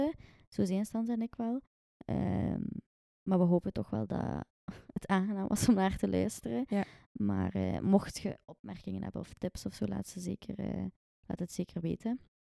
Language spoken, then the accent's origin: Dutch; Ghent, Flanders, Belgium; ik ben eigenlijk van Gent geboren en getogen